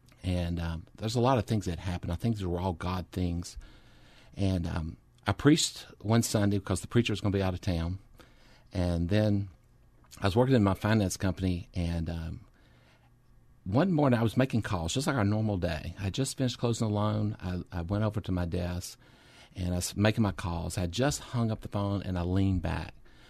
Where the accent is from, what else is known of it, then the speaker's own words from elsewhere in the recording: Orange, Texas, United States; Well, I grew up in Southeast Texas and a little church. Called Orangeville Christian Church. Basically, I grew up in the church all my life. While we were there, while we lived in Orange